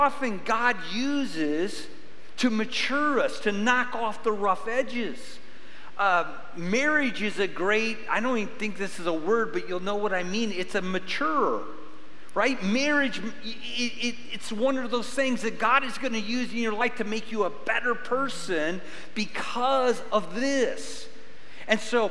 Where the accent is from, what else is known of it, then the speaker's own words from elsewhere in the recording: Midwest, United States; now in Arizona, United States; I grew up in the Midwest